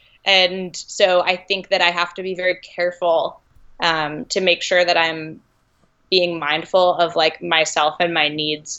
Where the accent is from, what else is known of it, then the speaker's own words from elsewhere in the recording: New England, United States; now in California, United States; I grew up skiing in New England.